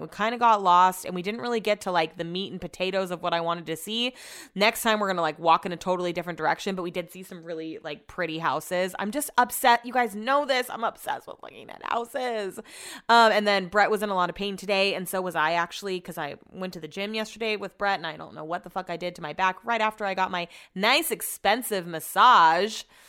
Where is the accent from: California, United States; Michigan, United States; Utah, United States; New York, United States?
California, United States; Sacramento; also born or lived in Folsom, California; I grew up in College Greens